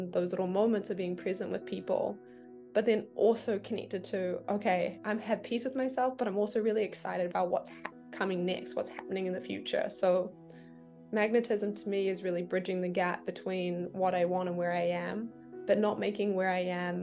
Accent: New Zealand; moved away as an adult; also born or lived in United States; I grew up there in a ski town, moved to a larger city when I was 20, 21, and then came to America just really soon after.

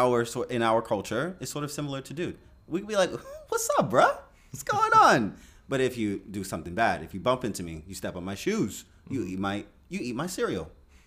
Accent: New York, United States; now in Poland; I'm from New York.

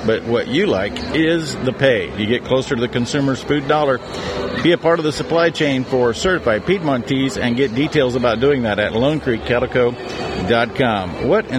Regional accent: Nebraska, United States; born or raised there

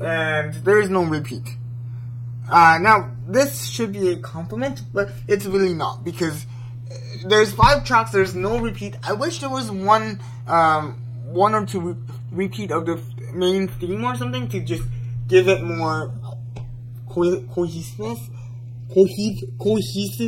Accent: South Korea; I'm from South Korea

